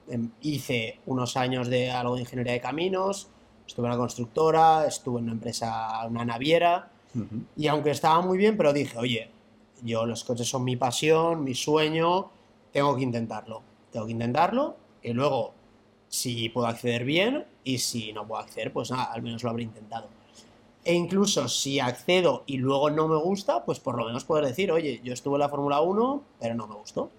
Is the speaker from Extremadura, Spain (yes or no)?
no; Madrid, Community of Madrid, Spain; Yo estudié aquí, yo soy de Madrid, estudié en Madrid